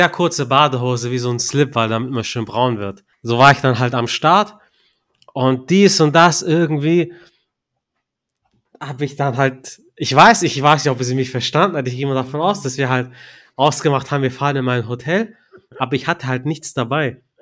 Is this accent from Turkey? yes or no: yes; Turkey; Ich bin ja Türke.